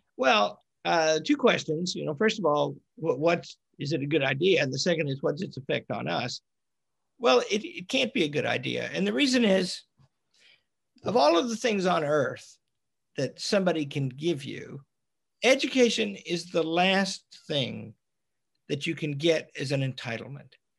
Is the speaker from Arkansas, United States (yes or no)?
yes; Arkansas, United States; We're both from Arkansas.